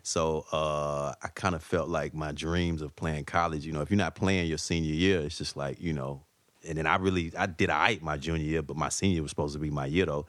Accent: Atlanta, Georgia, United States; moved away as an adult; now in New York City, United States; I'm an Atlanta dude, man. So, like, you know, and, and I guess just my, the core of my values and, you know, like, I guess my accent

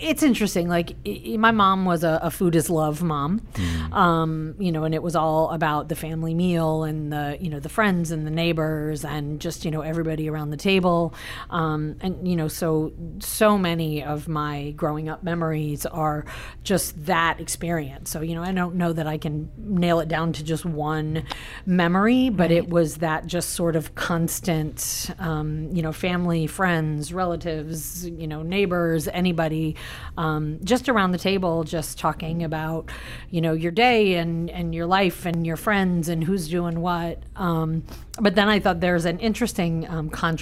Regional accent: Connecticut, United States; moved away as an adult; now in Safety Harbor, United States; I grew up in Connecticut, and I've lived here longer than there

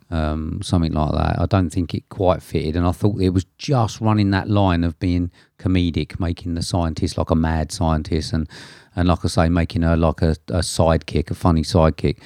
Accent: England, United Kingdom; being English

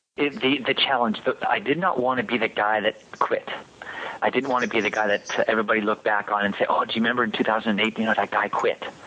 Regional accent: Quebec, Canada; I'm from Quebec

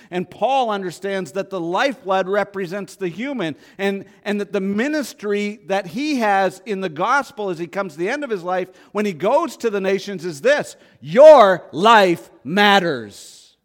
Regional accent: Canada; I grew up in Canada.

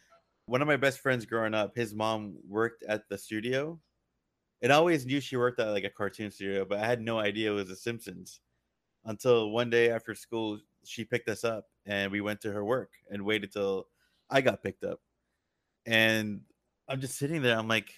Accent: California, United States; I was born and raised here in Southern California, but my parents were from Iran.

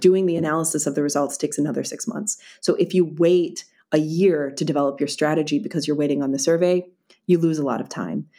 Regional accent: Philadelphia, Pennsylvania, United States; moved away as an adult; now in Berlin, Germany; I have been living in, uh, in Berlin for the last six, six years, but I'm originally from Philadelphia.

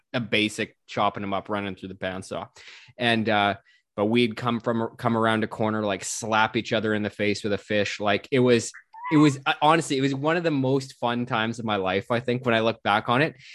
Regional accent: West Coast, Canada; I'm from the West Coast

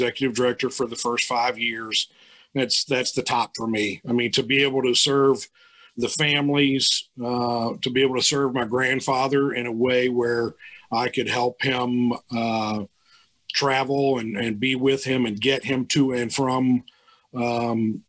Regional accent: Barboursville, West Virginia, United States; also born or lived in Louisville; as a kid, I grew up in Barboursville, West Virginia

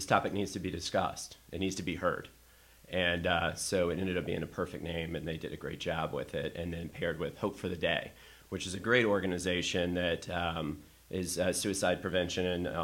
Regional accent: the South, United States; now in Chicago, United States; I'm from the South as well

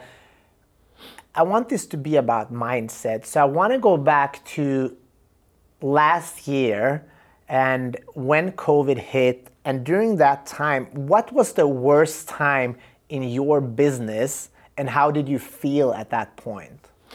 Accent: Sweden; I'm from Sweden

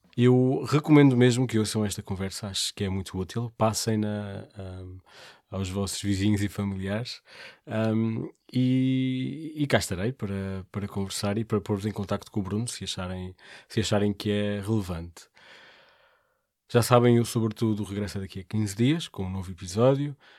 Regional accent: Portugal; nós sendo portugueses

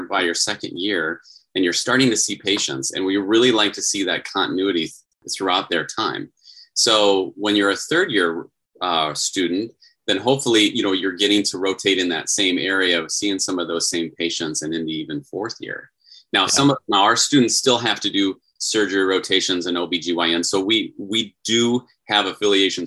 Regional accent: Iowa, United States; now in Arizona, United States; I'm from Iowa

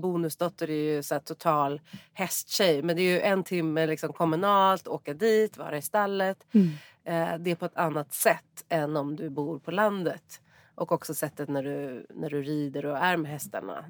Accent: Stockholm, Stockholm County, Sweden; also born or lived in Mallorca; jag är uppvuxen i Solna och i Kista och det är ändå en förort till Stockholm

